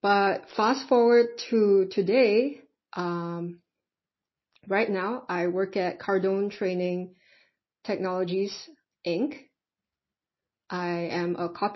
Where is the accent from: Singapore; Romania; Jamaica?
Singapore; I am from Singapore.